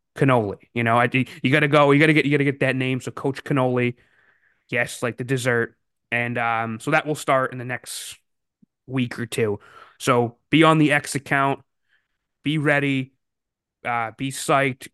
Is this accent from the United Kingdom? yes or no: no; Massachusetts, United States; I grew up in Massachusetts